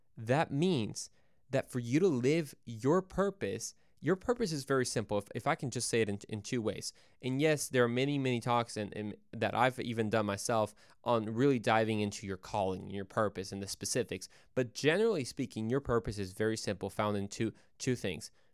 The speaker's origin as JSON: {"language": "English", "country": "Mexico", "said": "Yo soy mexicano, yo soy de Mexico, uh, so I'm from Mexico"}